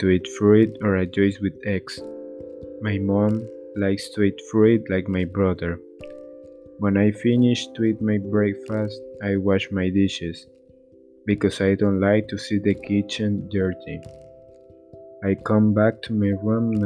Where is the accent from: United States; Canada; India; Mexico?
Mexico; Coatzacoalcos, Veracruz; English is a second language; also born or lived in Boca del Río, Veracruz; I was born in Coatzacoalcos, Veracruz, but I study naval engineering in Boca del Río, Veracruz